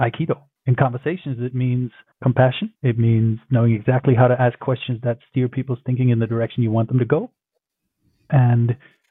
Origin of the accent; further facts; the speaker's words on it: Berlin, Germany; moved away; also born or lived in Tokyo; I grew up in Berlin, my hometown